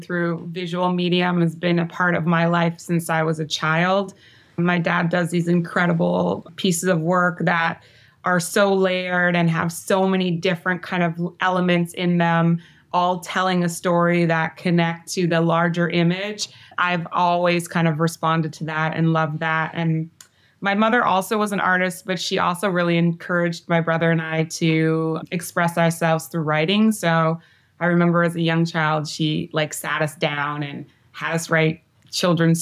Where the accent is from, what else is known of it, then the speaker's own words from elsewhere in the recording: Victoria, British Columbia, Canada; moved away; I grew up on Vancouver Island, which is a little island outside of Vancouver proper, in a town called Victoria, which is the capital of British Columbia, where I'm from